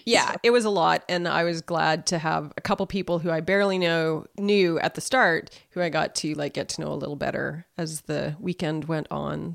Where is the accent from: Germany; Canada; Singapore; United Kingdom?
Canada; Saskatoon, Saskatchewan; moved away as an adult; I grew up here around Saskatoon